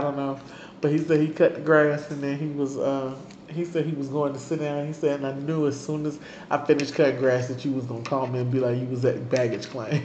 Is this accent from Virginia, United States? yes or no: yes; Virginia Beach, Virginia, United States; moved away; I'm from Virginia Beach